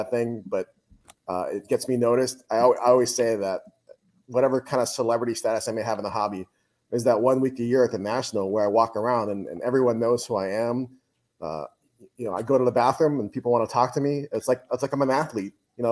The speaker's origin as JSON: {"language": "English", "town": "Honolulu", "region": "Hawaii", "country": "United States", "moved": "as an adult", "lives_now": "Buffalo, United States", "said": "I'm from Honolulu"}